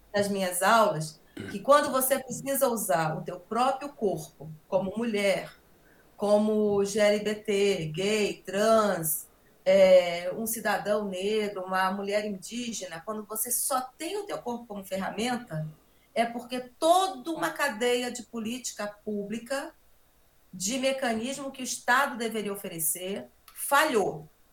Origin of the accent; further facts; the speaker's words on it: Roraima, Brazil; now in Rio de Janeiro, Brazil; Eu sou, eu sou de Roraima e antes de eu falar da minha saída, eu acho importante eu falar dessa minha referência em Roraima, porque eu começo a praticar e a conhecer o que é sociedade, o que é família, né, em Roraima